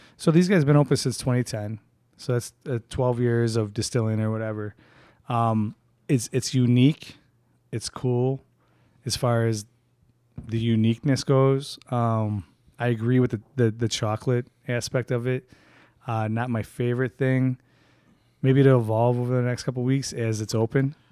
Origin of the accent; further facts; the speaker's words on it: Chicago, Illinois, United States; We're all from Chicago